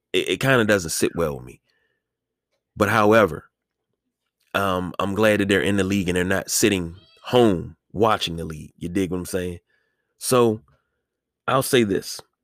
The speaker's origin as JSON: {"language": "English", "country": "United States", "tie": "born or raised there", "said": "this is my country, right? I was born here. I'm an American citizen"}